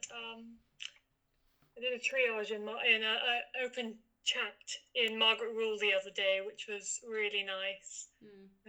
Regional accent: London, United Kingdom; also born or lived in North Devon; I'm from London as well, and I'm a second year en- uh, mechanical engineering student.

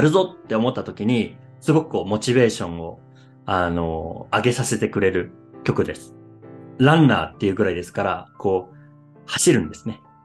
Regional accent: Japan; 僕は日本人

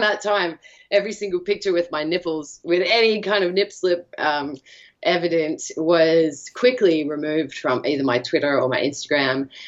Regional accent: Australia; I'm from Australia

